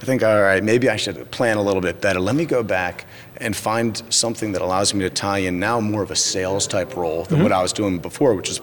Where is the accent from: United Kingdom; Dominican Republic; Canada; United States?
United States; Dover, Delaware; moved away; also born or lived in Wilmington, Delaware / Europe; I'm from Delaware, born and raised in Dover, Delaware, small town